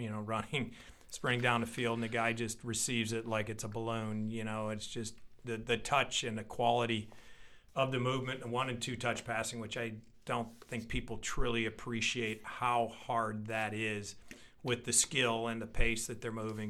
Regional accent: St. Louis, Missouri, United States; born and raised in Saint Louis and committed to Saint Louis

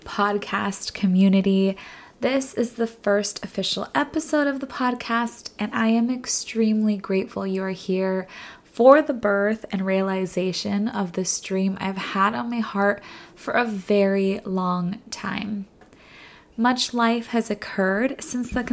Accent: Fresno, California, United States; also born or lived in Los Angeles, California; I was born and raised in Fresno, California. I left home at 18 for college, went to UCLA

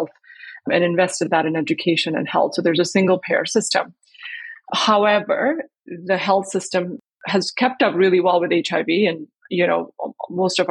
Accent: India; moved away as an adult; also born or lived in Botswana; I grew up in India

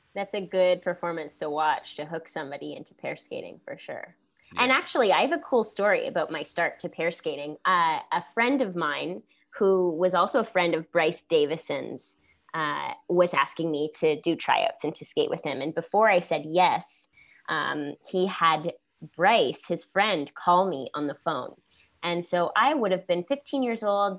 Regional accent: St. Catharines, Ontario, Canada; I was born in St. Catharines, Ontario, a city that's about 10 minutes, I guess, from Niagara Falls

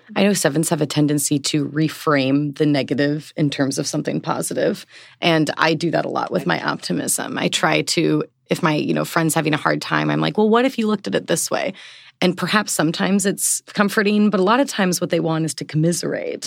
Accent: Portland, Oregon, United States; moved away as an adult; now in East Coast, United States; I am from Portland, Oregon. I've been living on the East Coast for about six years now

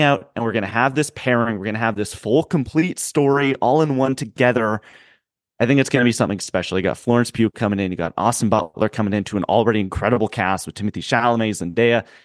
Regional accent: Canada; I'm a Canadian

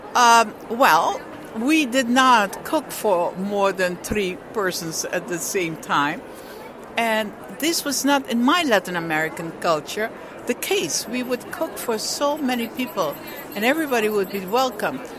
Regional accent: Curaçao; now in Netherlands; I was born in Curaçao, Netherlands Antilles

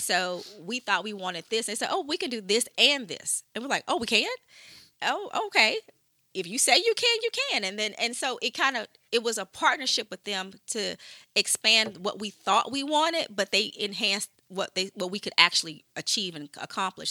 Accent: Shreveport, Louisiana, United States; moved away; I'm from Shreveport originally.

